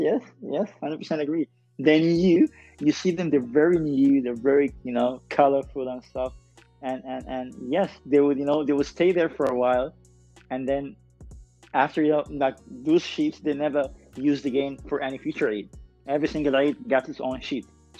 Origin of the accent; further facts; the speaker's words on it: Sudan; But honestly, and I'm not saying that because I'm Sudanese, this is a thing that I didn't see much.